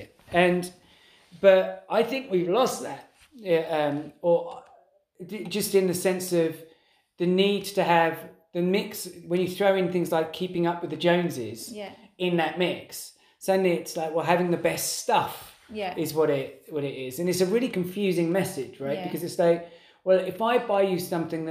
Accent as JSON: {"language": "English", "region": "England", "country": "United Kingdom", "tie": "born or raised there", "said": "being English and growing up in that culture"}